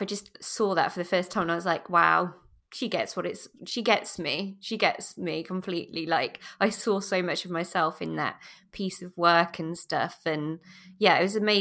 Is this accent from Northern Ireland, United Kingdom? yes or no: no; Lincolnshire, East Midlands, United Kingdom; I grew up in Lincolnshire, so not that far away from Leicester